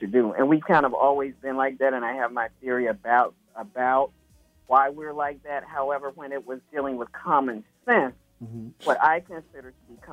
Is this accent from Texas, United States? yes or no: no; Alabama, United States; I'm from Alabama